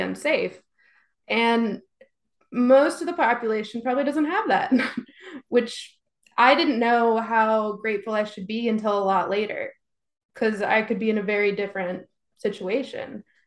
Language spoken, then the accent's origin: English; Texas, United States; growing up in Texas